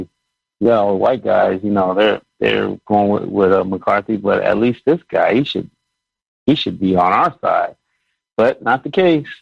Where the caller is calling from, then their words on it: California, United States; I'm calling from California.